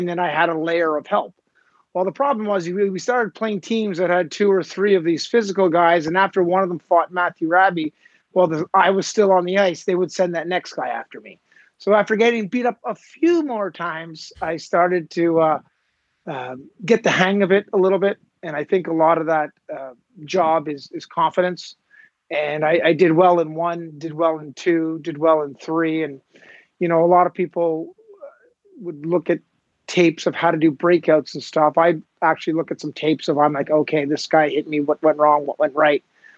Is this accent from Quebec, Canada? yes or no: yes; Montreal, Quebec, Canada; I grew up in the West Island